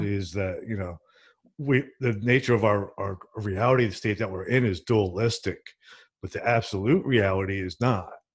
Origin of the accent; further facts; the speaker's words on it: Princeton, New Jersey, United States; Where I'm from, I'm from Princeton, New Jersey, and, like, theater's actually huge there